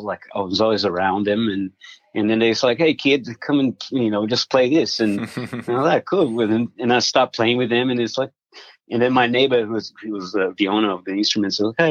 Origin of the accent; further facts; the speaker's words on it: South Region, Brazil; now in Australia; I was born in Brazil. I'm from Brazil